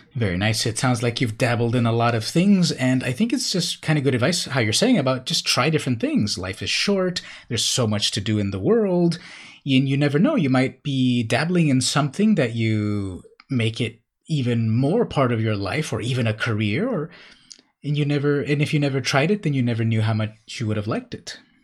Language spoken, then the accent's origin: English; Imperial Beach, California, United States; I grew up in Imperial Beach, California